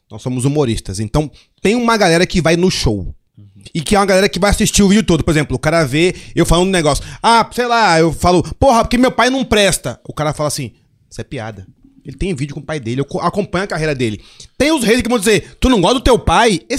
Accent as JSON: {"language": "Portuguese", "town": "Curitiba", "region": "Paraná", "country": "Brazil", "tie": "born there", "also_born_or_lived": "Porto Velho / Manaus / Salvador / Brasília", "said": "eu nasci em Curitiba, aí morei em Porto Velho, morei em Manaus, morei em Salvador, morei em Brasília, morei em Resende, morei no Rio. E aí morei em Recife."}